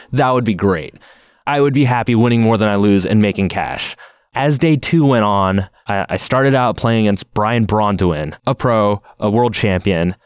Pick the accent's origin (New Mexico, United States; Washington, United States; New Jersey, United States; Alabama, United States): Washington, United States; Seattle; I live in Seattle, Washington, and I won a Grand Prix in my hometown of Seattle